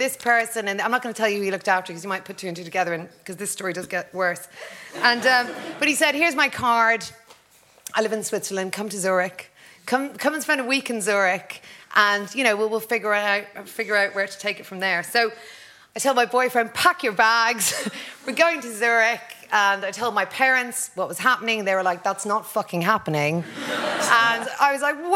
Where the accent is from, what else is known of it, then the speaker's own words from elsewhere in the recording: Drogheda, Leinster, Ireland; also born or lived in Hackney, London; my hometown of Drogheda